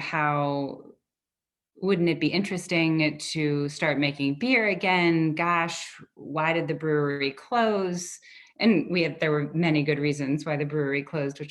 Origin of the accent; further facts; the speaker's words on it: Virginia, United States; moved away as an adult; now in Chicago, United States; I grew up in Virginia because my mom left Chicago and I was born in Virginia.